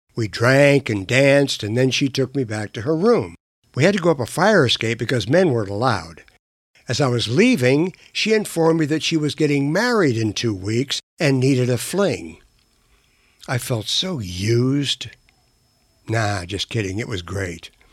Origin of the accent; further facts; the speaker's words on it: Delaware, Ohio, United States; moved away as an adult; Growing up in Delaware, Ohio turned me into a Midwestern boy